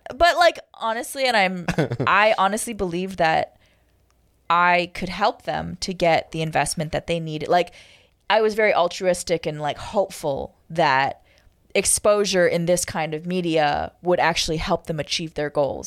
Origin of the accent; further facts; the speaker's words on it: Toronto, Ontario, Canada; moved away as an adult; also born or lived in Kingston, Jamaica / Hawaii; I'll always love Toronto, okay? It's my hometown